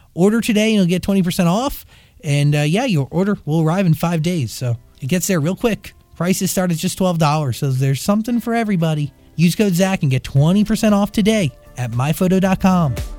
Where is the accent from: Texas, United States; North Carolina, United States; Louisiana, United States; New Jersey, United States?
New Jersey, United States; I am also from New Jersey